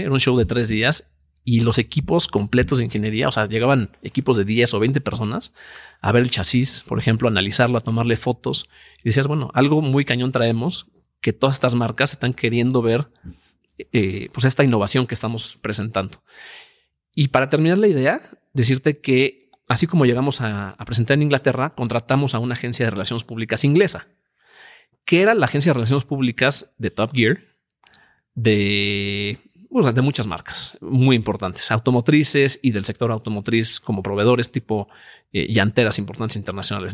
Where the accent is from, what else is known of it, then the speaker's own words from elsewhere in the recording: Mexico; mexicanos somos todos en la empresa